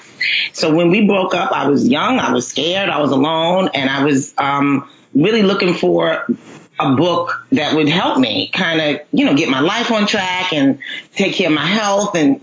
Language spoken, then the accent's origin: English; New York City, New York, United States; I'm in Brooklyn. I'm from Brooklyn, New York. I love it here